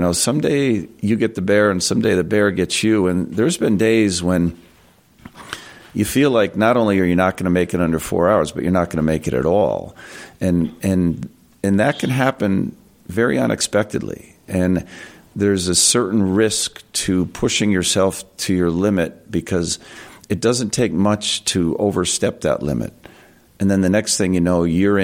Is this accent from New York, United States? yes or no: yes; Voorheesville, New York, United States; I grew up in Voorheesville